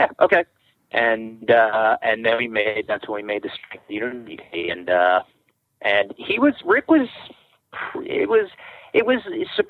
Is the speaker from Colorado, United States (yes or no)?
no; Long Island, New York, United States; also born or lived in Brooklyn; I mean, I was born in Brooklyn, you know, before, way back when, and, you know, grew up on Long Island, kind of before that whole like real scene exploded.